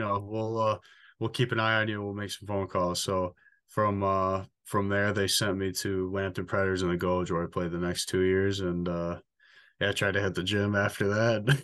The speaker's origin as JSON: {"language": "English", "town": "Richmond", "region": "Michigan", "country": "United States", "tie": "born or raised there", "said": "the last twenty-four years of my life, um, went to Richmond Elementary, middle, and high school"}